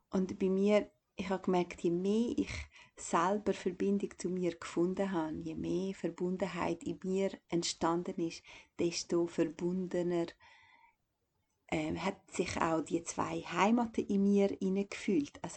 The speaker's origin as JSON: {"language": "German", "country": "Kosovo", "lives_now": "Switzerland", "said": "ich bin eigentlich von Kosovo in die Schweiz gekommen und das war wie so abrupt."}